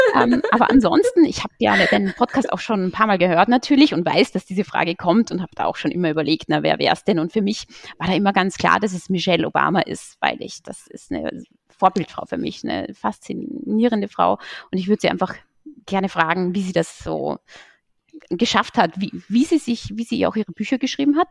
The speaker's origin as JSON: {"language": "German", "region": "Salzburger Land", "country": "Austria", "moved": "as an adult", "lives_now": "Berlin, Germany", "said": "in meiner Heimat, im Salzburger Land"}